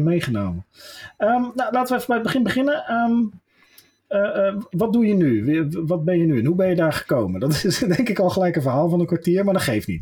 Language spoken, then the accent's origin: Dutch; Westland, South Holland, Netherlands; ik ben een Westlander